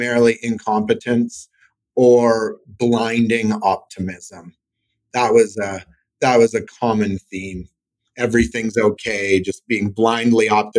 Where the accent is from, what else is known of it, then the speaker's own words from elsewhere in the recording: Saskatchewan, Canada; now in Calgary, Canada; I'm from Saskatchewan, which for the Americans is the Midwest of Canada, prairies, small suburban city of 200,000 people.